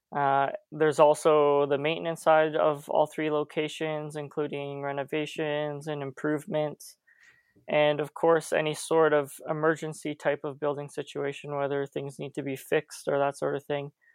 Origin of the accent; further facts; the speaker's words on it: St. Catharines, Ontario, Canada; I grew up in Saint Catharines